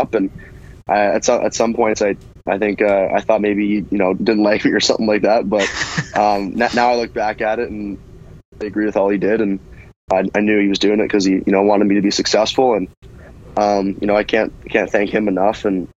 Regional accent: Brockville, Ontario, Canada; growing up in Brockville near Ottawa

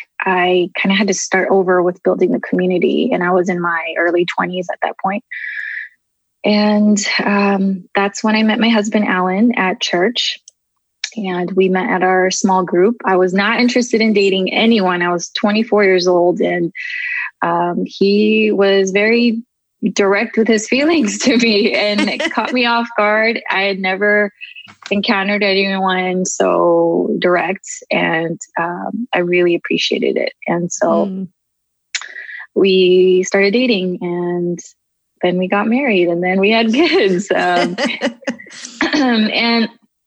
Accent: Southern California, United States; also born or lived in Tokyo, Japan; we immigrated here when I was about 3 to California. Been living here ever since. And I just kind of grew up in different neighborhoods

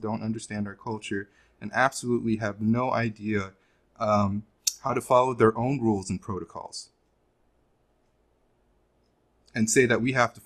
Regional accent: Los Angeles, California, United States; I was born in Los Angeles

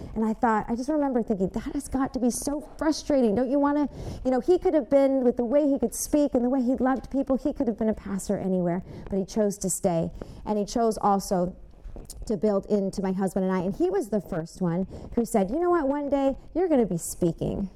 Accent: Westland, Michigan, United States; I grew up in Westland, Michigan

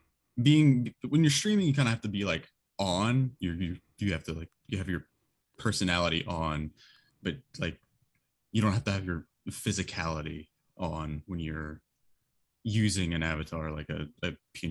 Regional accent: Houston, Texas, United States; I think I'm from Houston, so I think if I'm remembering correctly, there's a Dragon Ball Z themed bar down here somewhere.

